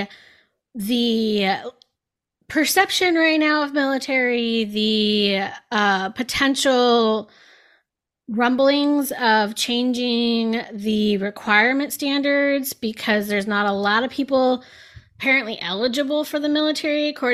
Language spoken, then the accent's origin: English; San Diego, California, United States; I grew up in San Diego, born and raised